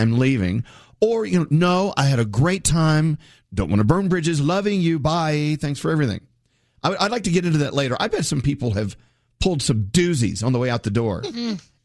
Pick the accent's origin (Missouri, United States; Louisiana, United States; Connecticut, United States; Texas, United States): Texas, United States; I'm a Texan